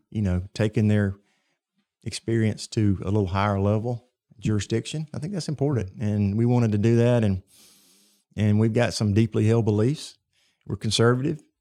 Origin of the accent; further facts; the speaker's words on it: Cottondale, Alabama, United States; I was born and reared in Tuscaloosa County, uh, in Cottondale